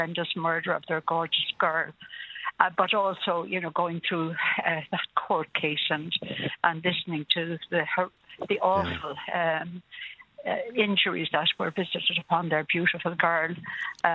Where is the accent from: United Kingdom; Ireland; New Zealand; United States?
Ireland; County Laois, Midlands; moved away; I'm a Midland girl myself. I come from County Leash originally